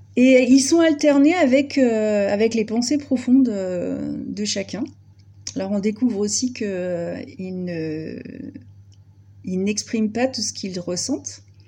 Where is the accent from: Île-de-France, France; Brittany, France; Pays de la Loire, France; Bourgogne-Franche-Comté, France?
Brittany, France; je suis absolument pas euh, ardéchoise d'origine, je suis bretonne